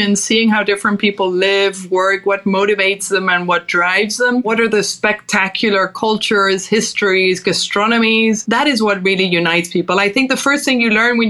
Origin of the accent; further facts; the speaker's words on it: Costa del Sol, Andalusia, Spain; first language Danish; English is a second language; moved away; also born or lived in Denmark; while I was born in Denmark, I was actually raised in Spain, in the south of Spain, in Costa del Sol.